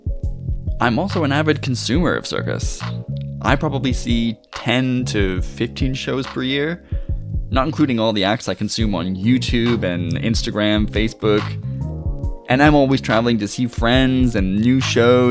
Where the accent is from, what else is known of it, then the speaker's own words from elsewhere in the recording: Ottawa, Ontario, Canada; moved away as an adult; also born or lived in Montreal, Canada; now in Cardiff, United Kingdom; I'm originally from Ottawa, Canada, via Montreal